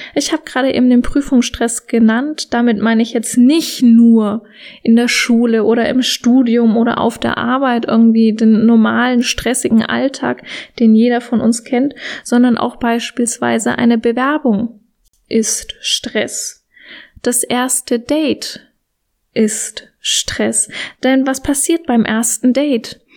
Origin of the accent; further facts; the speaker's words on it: Germany; Bei uns in Deutschland